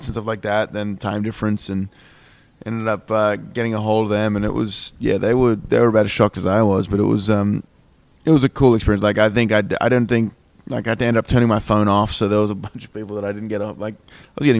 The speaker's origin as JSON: {"language": "English", "town": "Perth", "region": "Western Australia", "country": "Australia", "tie": "born or raised there", "moved": "as an adult", "said": "I come from Perth and it's dry heat"}